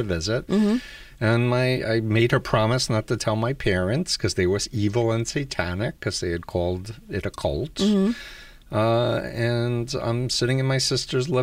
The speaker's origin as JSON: {"language": "English", "town": "New York City", "region": "New York", "country": "United States", "tie": "born or raised there", "said": "I grew up 1.3 miles from Donald Trump, the other side of Union Turnpike in Jamaica Estates"}